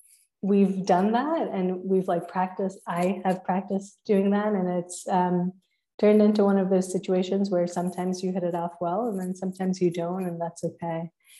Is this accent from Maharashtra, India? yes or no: yes; Maharashtra, India; first language Marathi; English is a second language; my native language is actually Marathi. It's an Indian language.